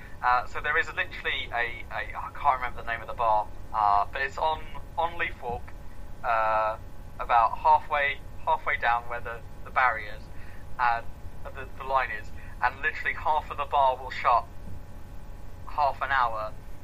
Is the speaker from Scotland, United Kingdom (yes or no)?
yes; Edinburgh, Scotland, United Kingdom; I'm half Scottish. I spent a lot of my youth in and around Edinburgh.